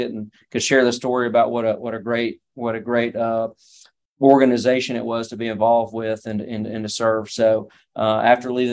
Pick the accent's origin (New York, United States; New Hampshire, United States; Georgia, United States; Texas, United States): Georgia, United States; North; moved away; I'm from North Georgia. I grew up on a horse farm